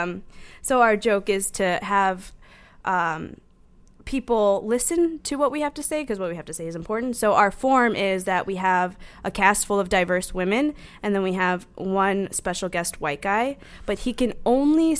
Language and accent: English; Park Forest, Illinois, United States; I'm from the south suburbs of Chicago, Park Forest, to be specific